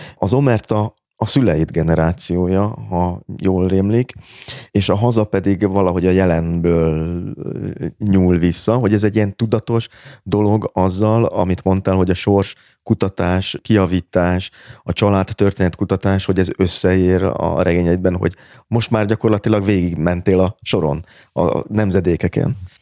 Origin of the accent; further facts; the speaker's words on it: Budapest, Hungary; Budapesten született magyarnak